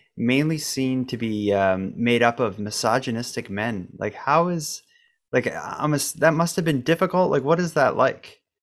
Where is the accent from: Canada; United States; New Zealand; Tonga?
Canada; as a Canadian